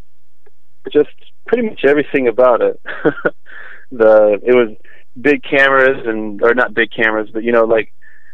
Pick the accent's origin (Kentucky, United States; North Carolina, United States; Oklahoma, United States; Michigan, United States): North Carolina, United States; Charlotte; I grew up in Charlotte, North Carolina